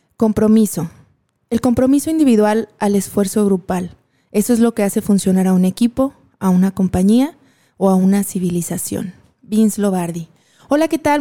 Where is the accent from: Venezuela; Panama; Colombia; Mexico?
Mexico; aquí somos bien tradicionales y tenemos muchas cosas muy particulares como mexicanos